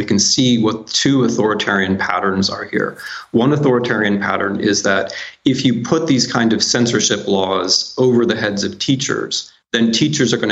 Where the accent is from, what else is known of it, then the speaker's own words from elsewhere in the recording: United States; I'm an American, I'm a historian, but I work mostly in other countries